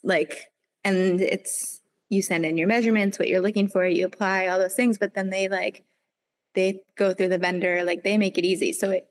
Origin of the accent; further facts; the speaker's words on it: Vermont, United States; because I live 15 minutes from, you know, the mountain, that's where everybody goes.